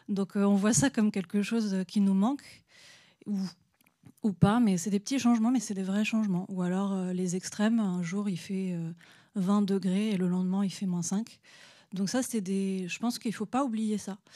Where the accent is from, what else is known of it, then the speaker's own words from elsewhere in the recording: Normandy, France; chez nous, en Normandie